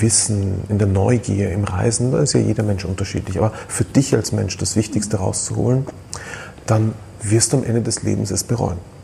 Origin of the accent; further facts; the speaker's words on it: Austria; Bei uns in Österreich